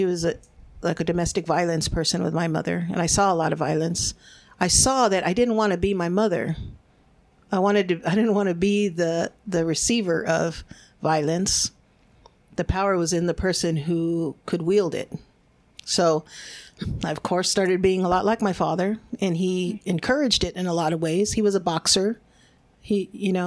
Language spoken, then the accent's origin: English; United States; first language Spanish; English is a second language; being born here in the United States. And my parents were immigrants. They're from Mexico